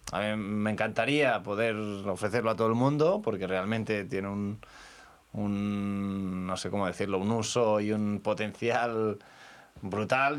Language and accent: Spanish; L'Estartit, Catalonia, Spain; soy del Estartit, eh, tenemos las Islas Medas ahí a, un kilómetro